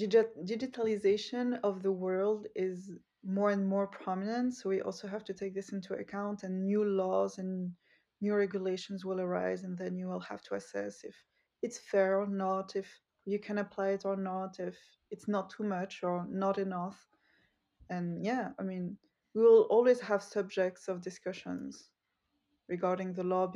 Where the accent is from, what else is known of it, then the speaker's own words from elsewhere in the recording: Switzerland; also born or lived in Geneva / Utrecht; I am originated from a North African country, and I was born in Switzerland. So actually I lived in Switzerland, but with a North African background.